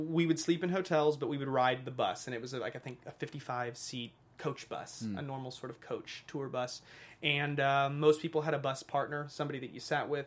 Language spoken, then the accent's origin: English; United States; also born or lived in Arkansas / Missouri; now in Los Angeles, United States; I grew up in Arkansas and Missouri